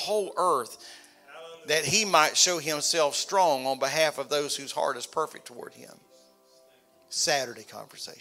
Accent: Florida, United States; I was from Florida

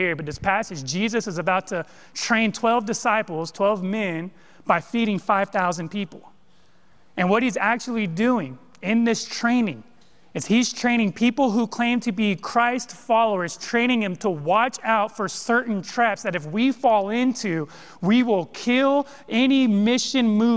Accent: Modesto, California, United States; moved away; I grew up in Modesto, California

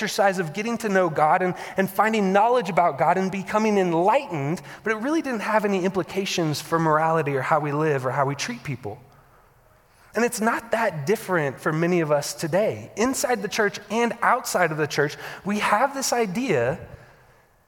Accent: the Bible Belt, Southern United States, United States; I grew up in the Bible Belt

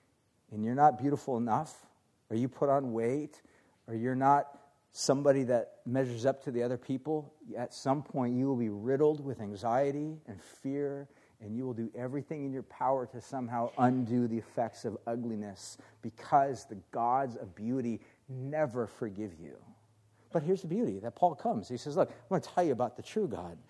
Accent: Orange County, California, United States; I grew up in Orange County

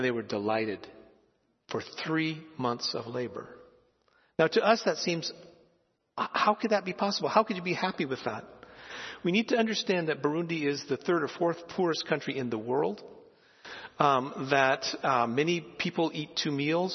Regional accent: Philippines; moved away; I grew up in the Philippines and saw rice being produced all the time

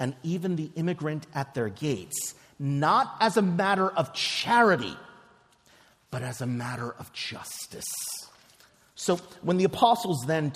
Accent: Philadelphia, Pennsylvania, United States; also born or lived in New York; I live in Philadelphia now. I grew up in Philadelphia. I lived in New York for about 5 years or so

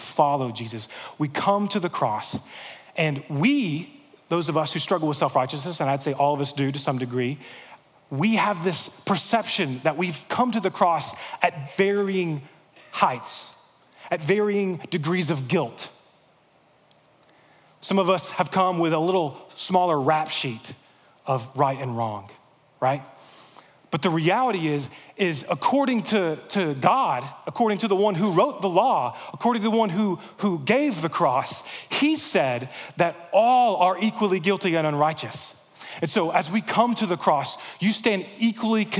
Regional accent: United States; As American Christians

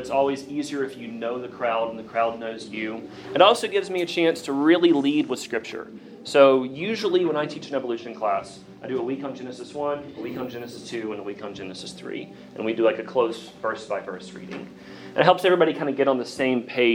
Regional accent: Bristol, Virginia, United States; accent: Southern; I grew up outside of Bristol on the Virginia side, rural Appalachia, Southern Baptist Church

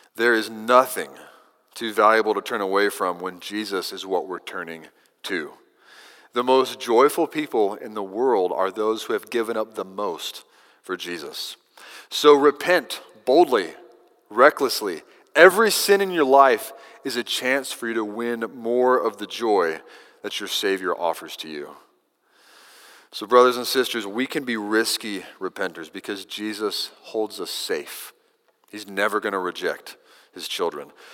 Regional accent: Kentucky, United States; now in Texas, United States; Growing up in Kentucky, I had a row of eastern junipers along the fence line in the back pasture

